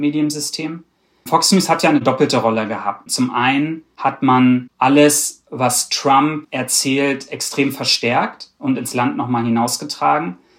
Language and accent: German; Germany; ich bin aus Deutschland